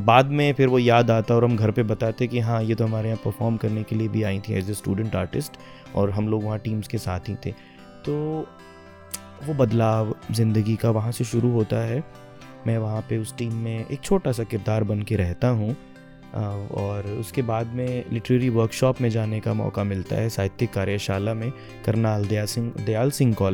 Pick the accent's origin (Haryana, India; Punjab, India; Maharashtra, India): Haryana, India; Ratia; first language Haryanvi; क्योंकि मैं रतिया में पला बड़ा और हरियाणवी के साथ में घर से तो बिल्कुल मातृभाषा माँ बोली है